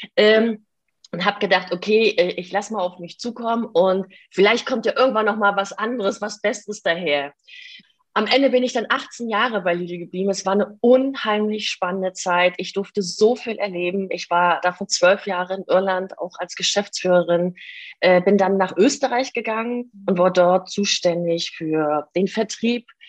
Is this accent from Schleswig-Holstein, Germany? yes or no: no; Stralsund, Mecklenburg-Vorpommern, Germany; moved away as an adult; also born or lived in Ireland; ich komme aus Stralsund und das liegt äh, in der ehemaligen DDR. Das heißt, ich durfte auch noch einen Teil meiner Kindheit in der DDR mit verbringen.